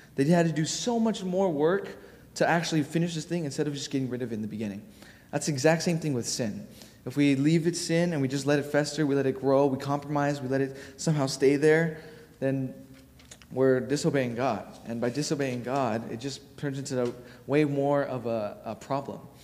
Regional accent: Honolulu, Hawaii, United States; moved away; I'm from Hawaii

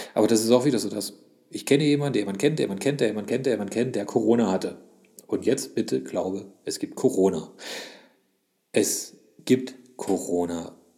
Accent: Leipzig, Saxony, Germany; Hallo, ich bin ein Ossi. Hallo, ich bin auch noch ein Sachse.

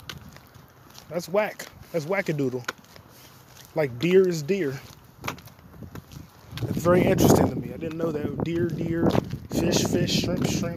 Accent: United States; I was born in America

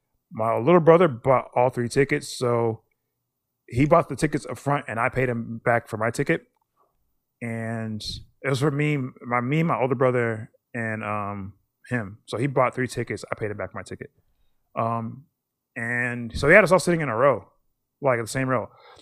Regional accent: United States; They know I'm American.

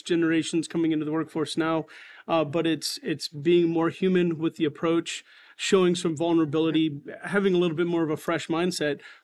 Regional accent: Northeast Ohio, United States; I am born and raised in Northeast Ohio

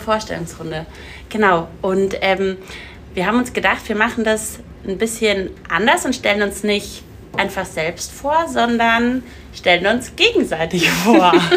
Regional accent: Munich, Bavaria, Germany; wir kommen aus München

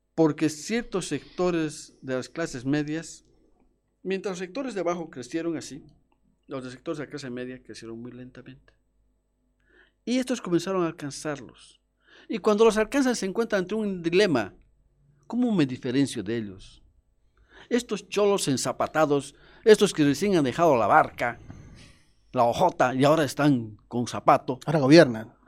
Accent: Cochabamba, Bolivia; nosotros somos de Cochabamba.

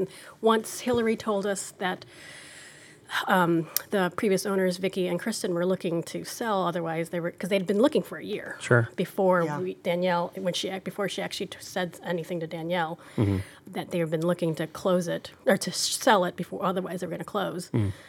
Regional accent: outside of Chicago, Illinois, United States; moved away as an adult; also born or lived in San Diego / South Carolina; now in Norfolk, United States; I grew up in outside of Chicago.

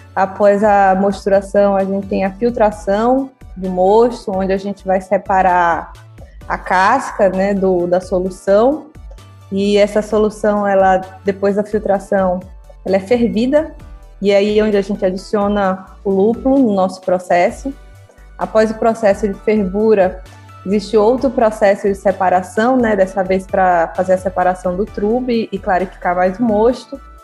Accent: Sergipe, Brazil; moved away as an adult; also born or lived in Piraí / Teresina; now in Rio de Janeiro, Brazil; Sou sergipana

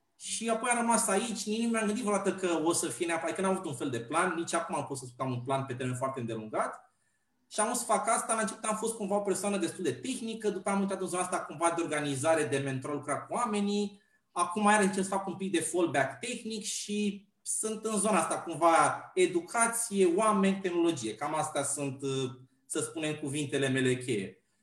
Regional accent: Pitești, Argeș, Romania; now in Bucharest, Romania; sunt de origine din Pitești

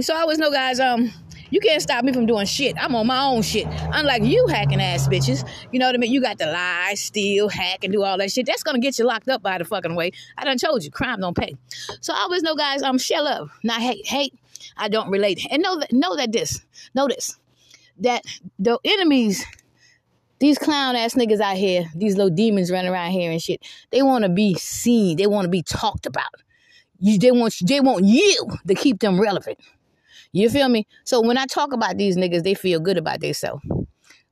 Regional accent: Georgetown, South Carolina, United States; also born or lived in Irmo, South Carolina / Columbia, South Carolina; now in Red Bank, Lexington County, South Carolina, United States; I'm from Georgetown, South Carolina, but I haven't lived in Georgetown, South Carolina in 31 years.

